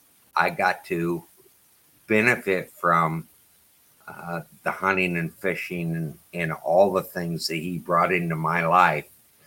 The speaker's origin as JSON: {"language": "English", "region": "Alaska", "country": "United States", "tie": "born or raised there", "said": "we grew up in Alaska."}